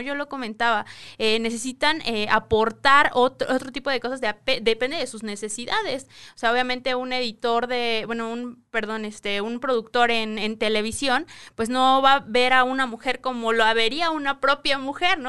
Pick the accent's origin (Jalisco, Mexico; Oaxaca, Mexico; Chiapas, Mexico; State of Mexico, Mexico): State of Mexico, Mexico; venimos de el Estado de México